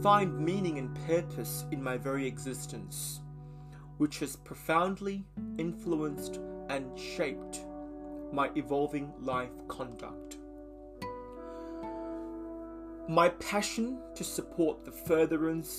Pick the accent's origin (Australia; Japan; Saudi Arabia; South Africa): Australia; also born or lived in Malaysia; Having moved from Malaysia at a young age, I call Australia home